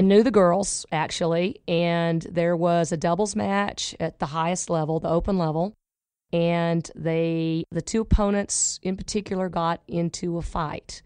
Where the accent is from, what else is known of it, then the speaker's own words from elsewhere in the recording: Oklahoma, United States; now in Dallas, United States; I'm from Oklahoma